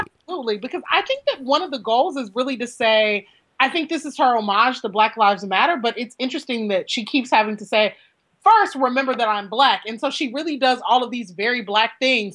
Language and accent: English; northern Louisiana, United States; moved away; I am from Louisiana